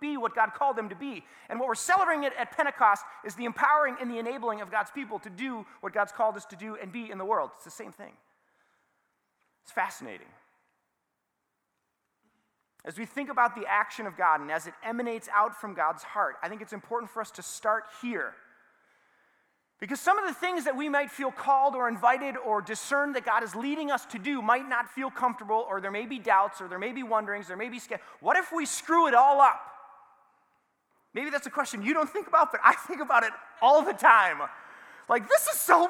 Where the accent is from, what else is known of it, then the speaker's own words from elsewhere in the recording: Saint Paul, Minnesota, United States; I grew up in the Midway, and I went to a school called Central Lutheran